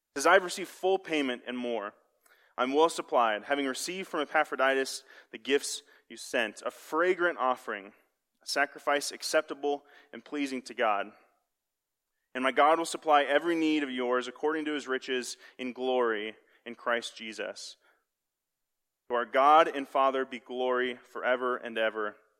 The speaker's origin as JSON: {"language": "English", "town": "Kansas City", "country": "United States", "said": "I'm from Kansas City"}